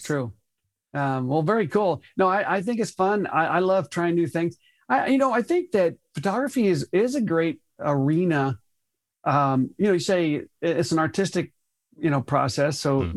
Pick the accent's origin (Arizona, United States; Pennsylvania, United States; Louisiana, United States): Arizona, United States; Tucson; moved away as an adult; also born or lived in Colorado / Los Angeles / Phoenix, Arizona; I grew up in Tucson, Arizona